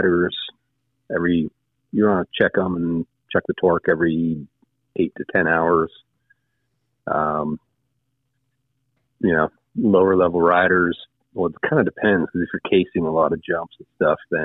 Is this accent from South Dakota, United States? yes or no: yes; Deadwood, South Dakota, United States; moved away; I'm from Deadwood